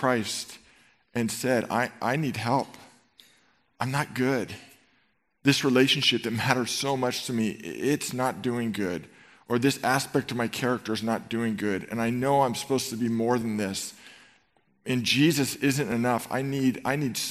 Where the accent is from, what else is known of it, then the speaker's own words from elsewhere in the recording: Marin County, California, United States; I grew up in Marin County, and I went to Marin Catholic High School